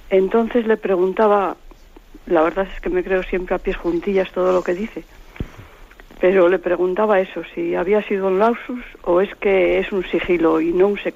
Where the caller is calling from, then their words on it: Palencia, Castile and León, Spain; Soy … de Palencia.